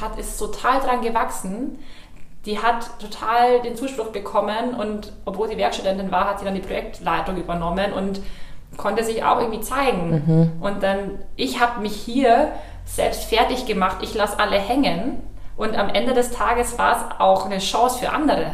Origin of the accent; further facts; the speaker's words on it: Ingolstadt, Bavaria, Germany; dann habe ich in Ingolstadt, in meiner Heimatstadt, in der Agentur, in der Schrägstrich Beratung angefangen